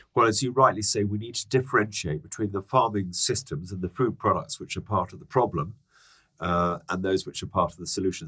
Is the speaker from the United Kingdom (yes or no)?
yes; London, United Kingdom; also born or lived in Hertfordshire; I'm a Londoner. Are you? Um, I grew up in Dulwich and then Hadley Wood.